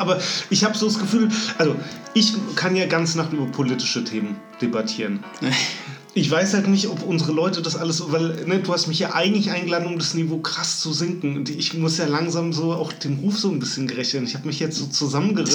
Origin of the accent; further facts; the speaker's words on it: Frankfurt, Hesse, Germany; accent: Frankfurterisch; wie sehr ich dann auch in so ein Frankfurterisch switche, wenn ich mit Leuten unterwegs bin, die auch meine Sprache sprechen.